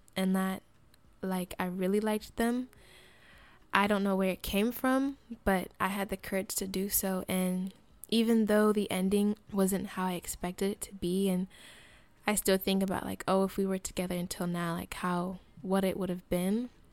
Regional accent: Colorado, United States; moved away; also born or lived in Fresno, California; I lived, I grew up in Colorado, and I moved to Fresno area, uh, 'cause of my mom's job

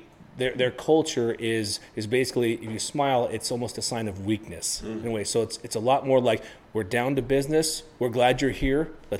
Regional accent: United States; you can tell I'm American

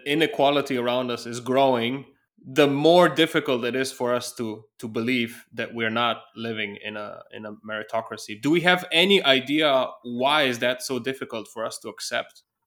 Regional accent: Slovenia; now in Germany; my home country of Slovenia

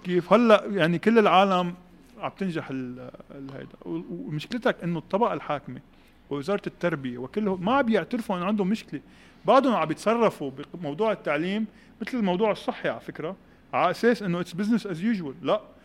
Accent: Beirut, Beirut Governorate, Lebanon; انا ربيت ببيروت الغربيه 89 كشخص درزي عايش ببيروت الغربيه

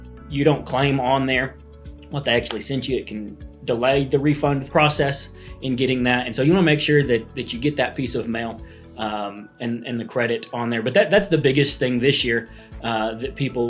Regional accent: Chickasha, Oklahoma, United States; I was born and raised here in Chickasha, so I'm back home

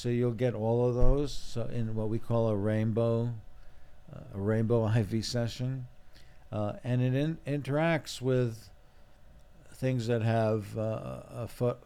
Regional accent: Israel; born in Israel, but my parents are European

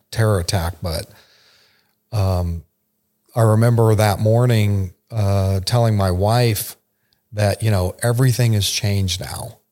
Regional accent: Arizona, United States; moved away as an adult; also born or lived in Texas / Eastern Europe; I was born in Texas, but grew up in Arizona

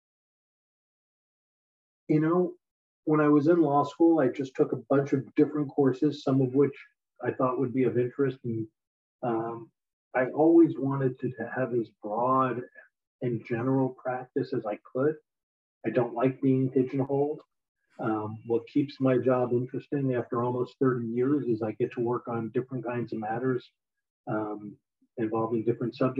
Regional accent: East Coast, United States; moved away as an adult; also born or lived in Pennsylvania / California; I grew up on the East Coast

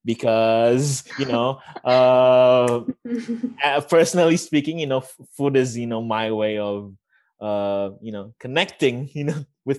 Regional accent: Indonesia; and then you would have to answer, I'm from Indonesia, and like, you know, that's a conversation started

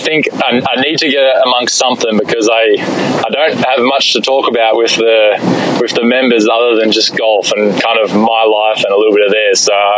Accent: Shellharbour, New South Wales, Australia; moved away as an adult; now in Chicago, United States; I grew up in Shell Harbor, an hour and a half outside of Sydney, which is our main city near where I grew up. But both, you know, Sydney and where I grew up is on the beach. It's very laid back.

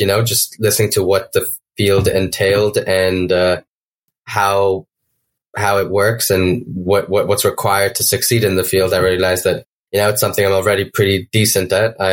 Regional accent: India; moved away as an adult; also born or lived in Wisconsin, United States; now in Beloit, United States; I'm from India. I am currently studying in Beloit College in the U.S., so in Wisconsin.

